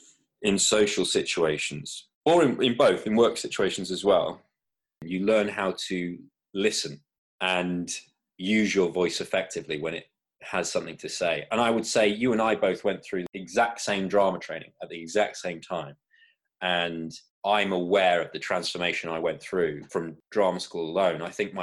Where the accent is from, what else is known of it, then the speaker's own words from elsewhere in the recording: Florida, United States; I moved around a lot as a kid. Part of that was growing up in Florida, and my accent, I think, just bounced around all over the place